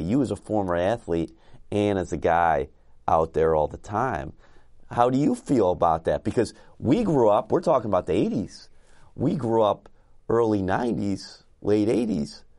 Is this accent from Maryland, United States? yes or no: no; Buffalo, New York, United States; I grew up in Buffalo, so on Saturday nights, I'd always watch C F T